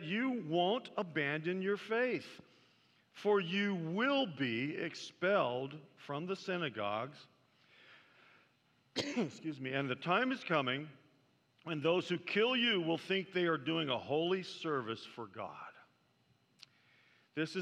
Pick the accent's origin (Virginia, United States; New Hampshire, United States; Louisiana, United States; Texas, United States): Texas, United States; Dallas; I was born and raised in Dallas, Texas.